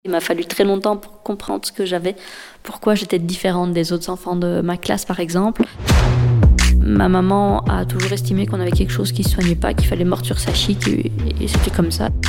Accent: Liège, Wallonia, Belgium; also born or lived in Brussels; je viens de Liège

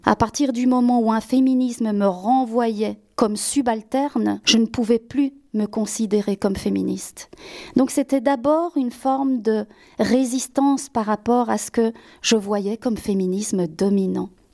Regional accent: Belgium; also born or lived in Spain; En tant qu'Espagnol d'origine, qui a été élevé par un père en tout cas un beau-père belge, qui a grandi en Belgique

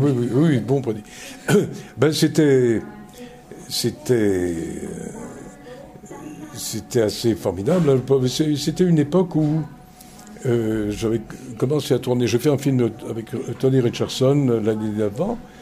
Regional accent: Belgium; moved away; also born or lived in Reims; diriger le Théâtre National de Belgique, qui est mon pays d'origine et qui reste mon pays. Je, je suis toujours belge.

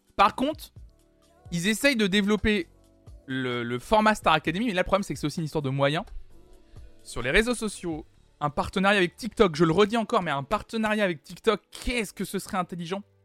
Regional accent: France; Je suis né en France

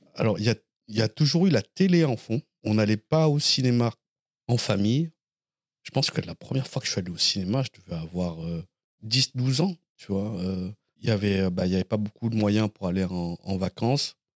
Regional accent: Blanquefort, Nouvelle-Aquitaine, France; moved away as an adult; also born or lived in Lormont; now in Paris, France; je suis né à Lormont, euh, en Gironde, et j'ai grandi à Blanquefort, près de, dans la banlieue de, Bordeaux

